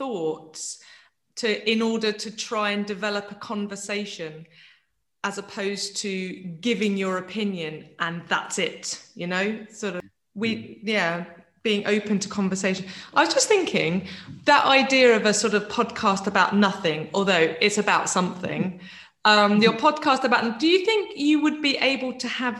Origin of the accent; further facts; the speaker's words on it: London, United Kingdom; moved away as an adult; also born or lived in South West England; now in Finland; I'm originally from London.